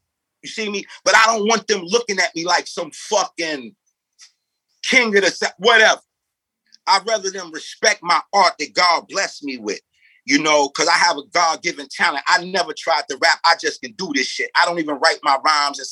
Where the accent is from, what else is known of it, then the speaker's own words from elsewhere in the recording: New York, United States; also born or lived in St. Louis, Missouri; My mother moved to New York when I was 2